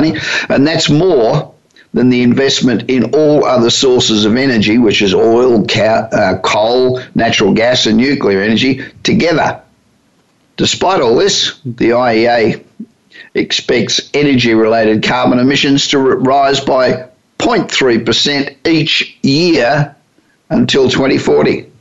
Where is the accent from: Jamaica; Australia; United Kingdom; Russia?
Australia; moved away as an adult; also born or lived in United States; now in Hollywood, United States; I've been living in the United States for nearly 35 years, but I'm originally Australian